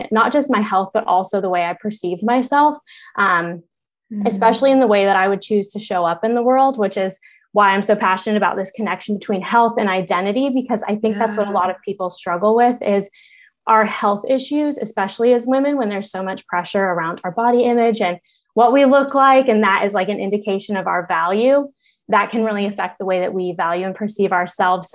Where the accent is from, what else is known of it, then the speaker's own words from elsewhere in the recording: Colorado, United States; moved away; I grew up in Colorado